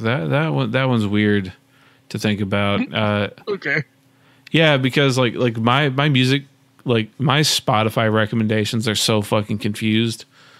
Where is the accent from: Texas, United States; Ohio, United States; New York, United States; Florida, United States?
Texas, United States; Dallas; As a young kid growing up in Dallas